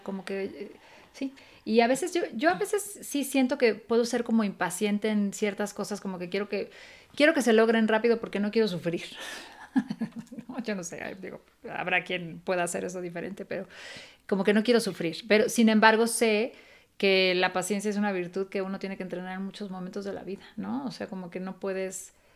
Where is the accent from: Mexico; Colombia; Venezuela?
Mexico; Mexico City; moved away; yo nací en la colonia Roma y yo crecí en la Condesa y la Roma.